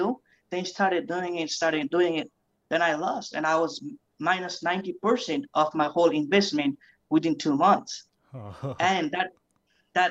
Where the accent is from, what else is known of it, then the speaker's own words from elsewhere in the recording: Nepal; also born or lived in New Zealand; now in United States; I was born back in Nepal. So I grew up in New Zealand where I spent my six years of my life. Then I came to United States